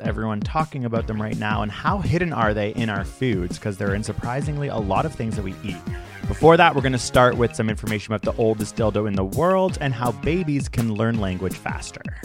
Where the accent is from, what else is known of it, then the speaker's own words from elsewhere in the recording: United Kingdom; I'm British